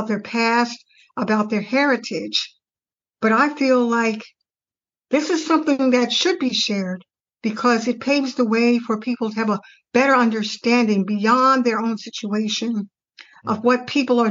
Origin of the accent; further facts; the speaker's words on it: Baltimore, Maryland, United States; growing up in West Baltimore